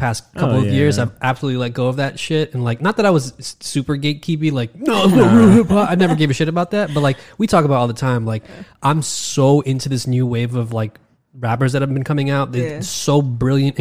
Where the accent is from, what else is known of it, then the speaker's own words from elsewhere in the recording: New York, United States; as a New Yorker